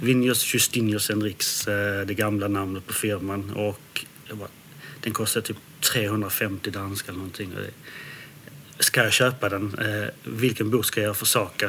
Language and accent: Swedish; Landskrona, Skåne, Sweden; also born or lived in Denmark; jag har vuxit upp i Skåne, i Landskrona